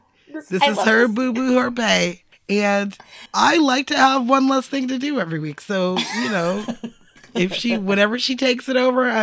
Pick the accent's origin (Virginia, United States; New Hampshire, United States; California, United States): California, United States; As a Californian, it's something I don't mm-hmm. think about because the sun always sets here.